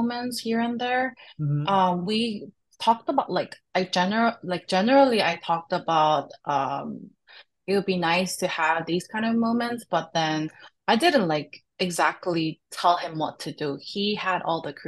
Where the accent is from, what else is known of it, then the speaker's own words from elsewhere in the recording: Seoul, South Korea; moved away as an adult; now in Chicago, United States; I grew up and raised in Korea